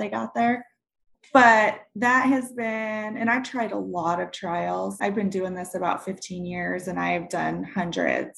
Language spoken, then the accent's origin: English; Montana, United States; I grew up in Montana